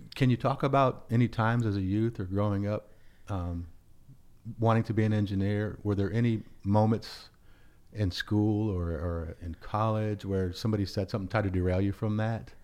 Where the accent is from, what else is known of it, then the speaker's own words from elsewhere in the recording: United States; as a black man growing up in America